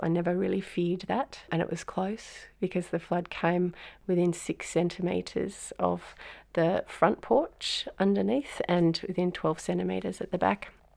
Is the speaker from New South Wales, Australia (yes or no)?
yes; Lismore, New South Wales, Australia; I'm from North Lismore